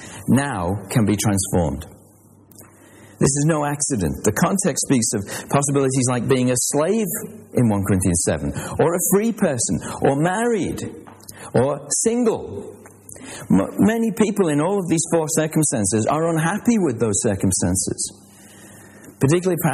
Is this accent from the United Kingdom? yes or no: yes; Liverpool, North West England, United Kingdom; I was born in Liverpool